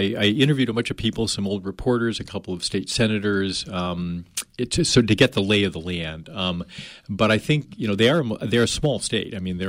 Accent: New Jersey, United States; now in Maine, United States; I came from New Jersey, and nobody really understood what being a New Jerseyite or whatever they call them down there is.

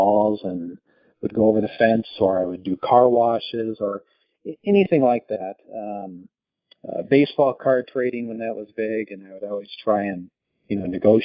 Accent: Minnesota, United States; moved away; also born or lived in Italy; I grew up in the Midwest in Minnesota

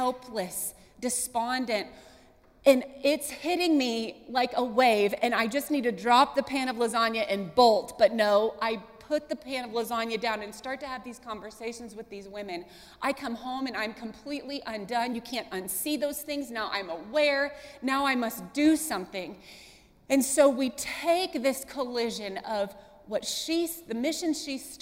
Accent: Columbus, Ohio, United States; moved away as an adult; now in Wilmore, United States; I'm from Columbus, Ohio, big city.

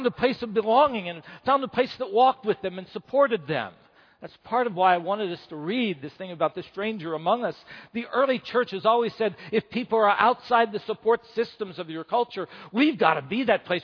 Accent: West Virginia, United States; first language English; moved away; I'm from West Virginia

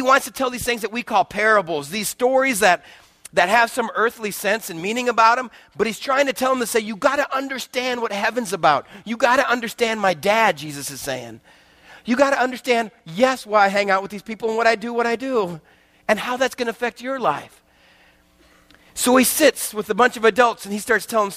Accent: West Texas, United States; growing up in West Texas with a dad that still makes me look small

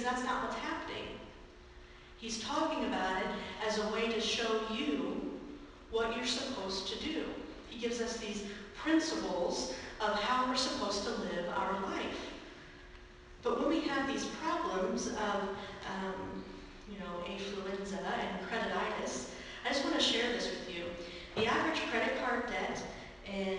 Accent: Raymore, Missouri, United States; When I was growing up in Raymore

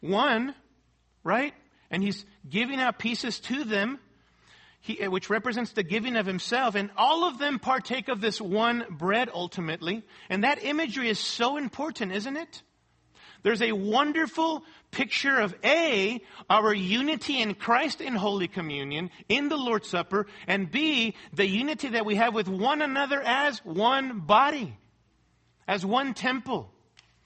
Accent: Mexico City, Mexico; moved away; I grew up in Mexico City, going to a Roman Catholic church and attending Mass and all

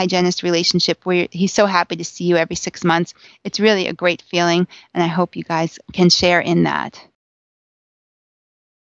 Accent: Long Island, New York, United States; I'm from Long Island

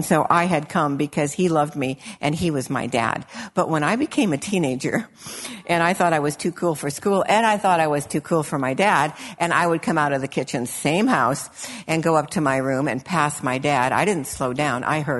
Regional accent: Illinois, United States; when I was a little girl and I grew up in Illinois

